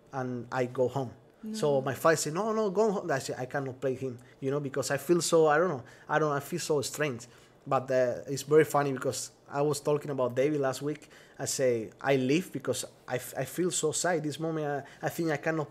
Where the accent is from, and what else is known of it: Spain; English is a second language